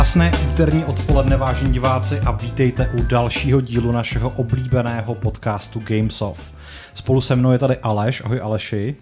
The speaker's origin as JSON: {"language": "Czech", "region": "South Bohemian Region", "country": "Czechia", "tie": "born or raised there", "said": "mého rodiště uh, v jižních Čechách"}